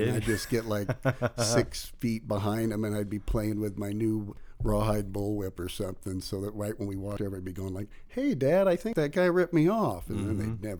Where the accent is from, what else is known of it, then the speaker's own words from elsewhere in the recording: Malibu, California, United States; I was raised on Malibu, and it was crowded even in 1972.